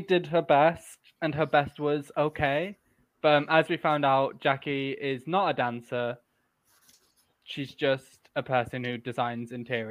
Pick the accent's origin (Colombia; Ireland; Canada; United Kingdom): United Kingdom; Yorkshire and the Humber; I'm from Yorkshire.